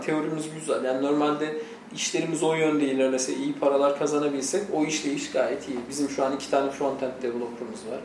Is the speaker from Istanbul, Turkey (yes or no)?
no; Trabzon, Turkey